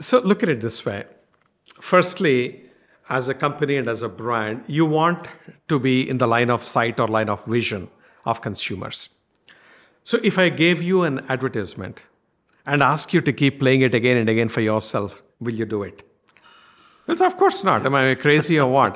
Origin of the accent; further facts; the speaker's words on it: India; accent: strong Indian; my strong Indian accent